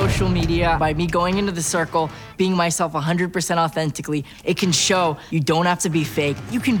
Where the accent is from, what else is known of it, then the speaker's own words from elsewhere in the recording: California, United States; I'm 23 years old, and I'm from California.